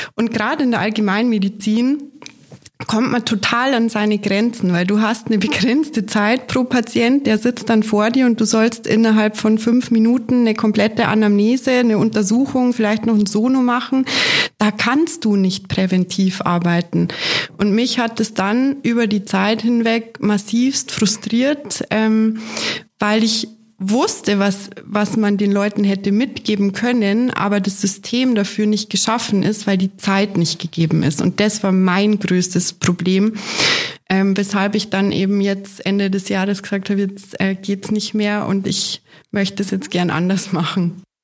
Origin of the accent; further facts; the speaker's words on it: Munich, Bavaria, Germany; bin gebürtige Münchnerin